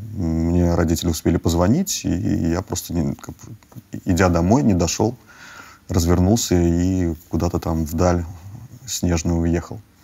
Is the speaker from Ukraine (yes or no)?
no; Belarus; moved away as an adult; now in Poland; мы же, э, родились в Беларуси